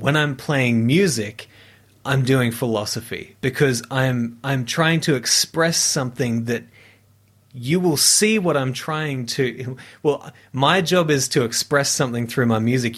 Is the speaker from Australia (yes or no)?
yes; near Brisbane, Queensland, Australia; I was studying music, um, at the conservatorium in, in Brisbane, uh, near, near my hometown